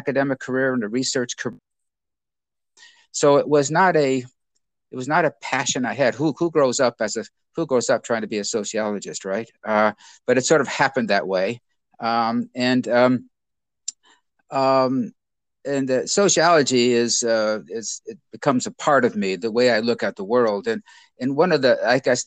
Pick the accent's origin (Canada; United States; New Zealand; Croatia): United States; Chicago Heights, Illinois; I grew up in Chicago Heights and went to Notre Dame as an undergraduate